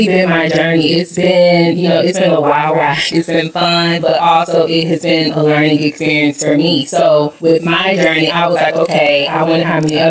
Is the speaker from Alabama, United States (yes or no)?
yes; Oxford, Alabama, United States; moved away as an adult; now in Atlanta, United States; I was born and raised in Oxford, Alabama